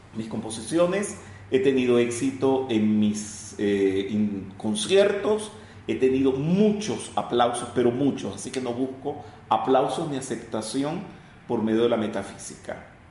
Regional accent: Venezuela

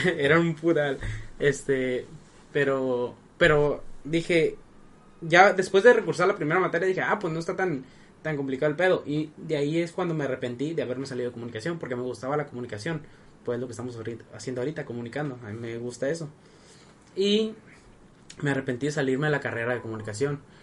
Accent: Sinaloa, Mexico; yo soy de Sinaloa

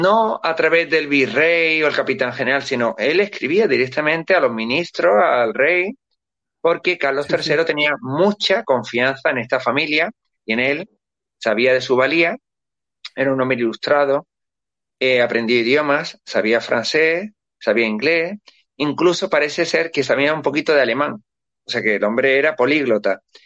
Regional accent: Spain; nosotros somos transcontinentales, somos filipinos, somos de todos los países, de todos los continentes. Los españoles somos así

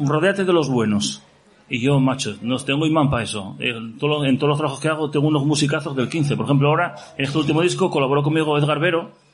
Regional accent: Gijón, Asturias, Spain; Y que soy de Gijón, joder. Llevo aquí toda la vida.

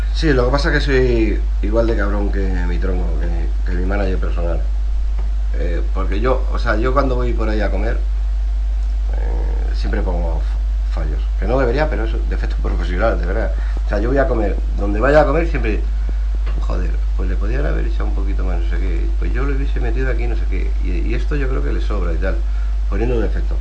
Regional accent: Burgos, Castile and León, Spain; also born or lived in Pozo del Tío Raimundo, Madrid; soy de Burgos, pero si en vez de ser de Burgos, que estoy súper orgulloso de ser de Burgos

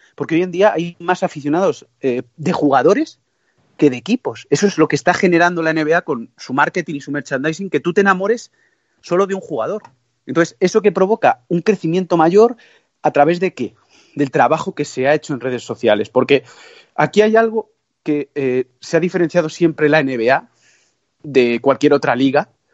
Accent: Toledo, Castilla-La Mancha, Spain; yo soy castellano manchego, muy, muy orgulloso de ello, toledano

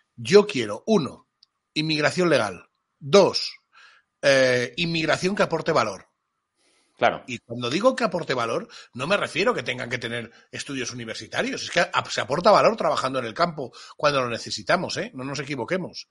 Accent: Spain; Y cuando digo mi pueblo, digo mi tierra, digo mi España.

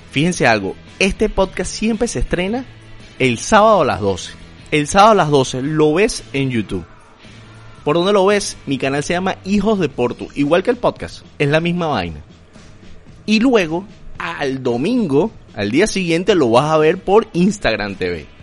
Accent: Venezuela; moved away; También a todos los venezolanos a vivir por haber, porque yo soy venezolano, luso descendiente, y van a poder vacilar de la misma manera. Este es un podcast para el mundo.

